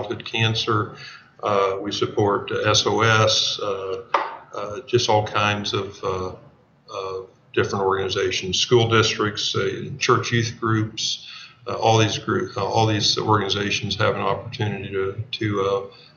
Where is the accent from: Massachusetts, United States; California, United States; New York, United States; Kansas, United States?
Kansas, United States; a town not far from Emporia; I grew up in a town not far from here